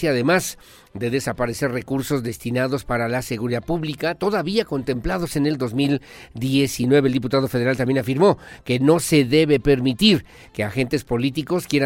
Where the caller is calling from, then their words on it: San Isidro Juriquilla, Querétaro, Mexico; de San Isidro Juriquilla, adulto mayor, cuarta dosis